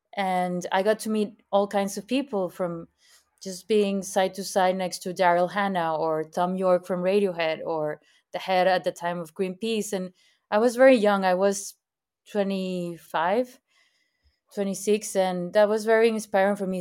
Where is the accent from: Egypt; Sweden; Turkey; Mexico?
Mexico; Monterrey, Nuevo León; also born or lived in San Pedro Garza García / Mexico City; I am from Monterrey, Mexico. I was born and raised here